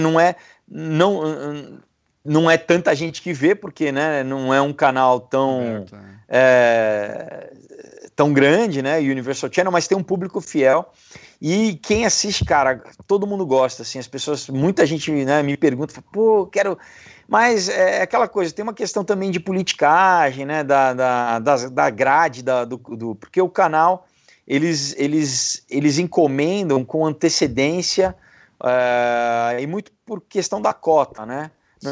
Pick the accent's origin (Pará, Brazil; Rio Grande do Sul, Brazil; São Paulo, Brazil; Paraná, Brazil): São Paulo, Brazil; eu sou de São Paulo